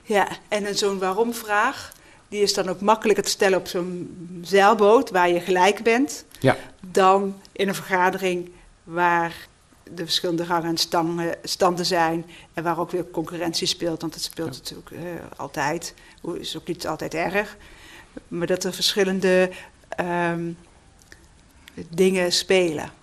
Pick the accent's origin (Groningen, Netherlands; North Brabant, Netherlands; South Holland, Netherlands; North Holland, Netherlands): North Brabant, Netherlands; moved away; ben een Brabander